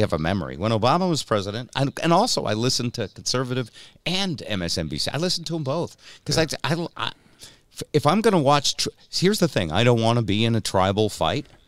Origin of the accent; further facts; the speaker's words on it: New England, United States; I'm from New England